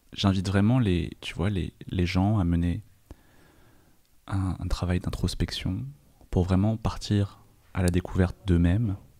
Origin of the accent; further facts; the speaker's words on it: France; quand j'ai grandi en France, bah, on m'a envoyé à mes origines chinoises